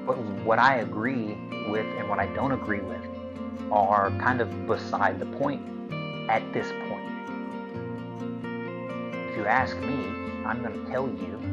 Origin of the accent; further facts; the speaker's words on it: United States; I'm a Christian American, which means I'm a Christian first. I am an American second